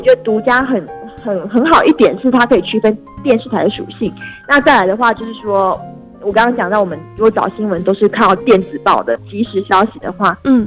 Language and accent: Chinese; Tainan, Taiwan; 因为我身为台南人嘛